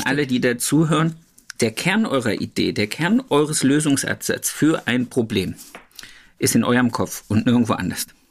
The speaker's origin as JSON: {"language": "German", "region": "Thuringia", "country": "Germany", "tie": "born or raised there", "moved": "yes", "said": "Grüße gehen zurück in meine Heimat"}